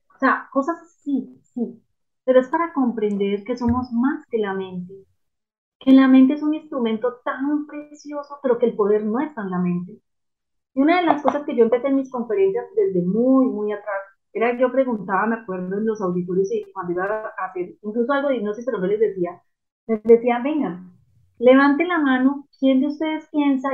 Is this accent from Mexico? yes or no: no; Manizales, Caldas, Colombia; yo crecí en una, en Manizales de Colombia, una ciudad pequeña, tradicional